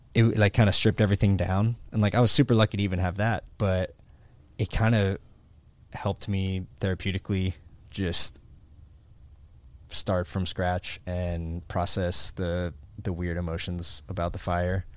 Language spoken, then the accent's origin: English; Pittsburgh, Pennsylvania, United States; moved away as an adult; now in Florida, United States; I grew up in Pittsburgh, Pennsylvania